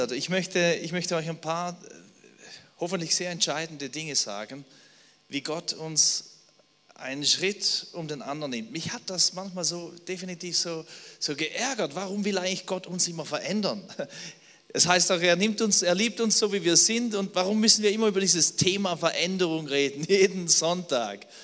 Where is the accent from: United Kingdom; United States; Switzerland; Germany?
Switzerland; Also ich bin Schweizer, ich kann auch auf Schweizerdeutsch sprechen, wenn ihr wollt.